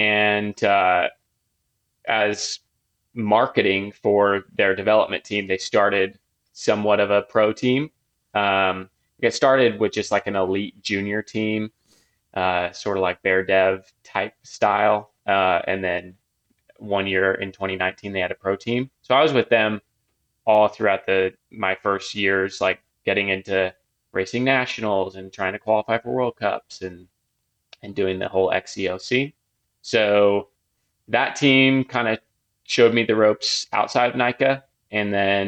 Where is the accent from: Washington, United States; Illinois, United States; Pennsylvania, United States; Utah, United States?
Utah, United States; Ogden; also born or lived in Salt Lake City, Utah; I lived in Salt Lake for like 6 years, stayed there for a couple years after, but I'm born and raised in Ogden and came back and bought a house here last year with my girlfriend. So back in Ogden for me.